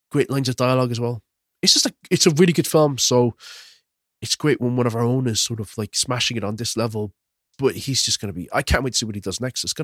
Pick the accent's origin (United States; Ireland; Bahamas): Ireland; I am Irish, like, Will.